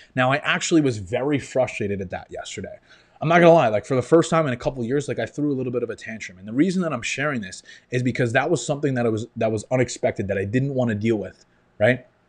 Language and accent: English; New York, United States; moved away as an adult; now in Florida, United States; I grew up in New York. I spent twenty-five years there